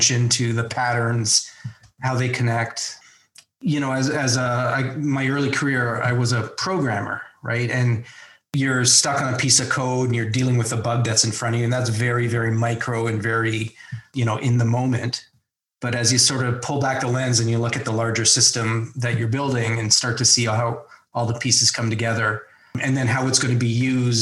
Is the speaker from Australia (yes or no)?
no; Toronto, Ontario, Canada; I grew up in Toronto in sort of the northeast suburbs